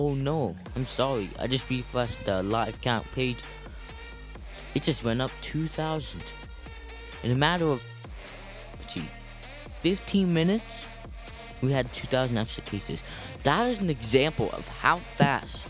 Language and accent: English; Canada; my hometown, Canada